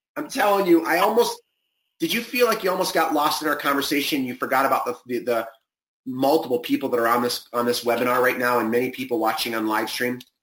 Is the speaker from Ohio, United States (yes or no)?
yes; Cleveland, Ohio, United States; now in California, United States; grew up in Cleveland, so I remember the mosquitoes.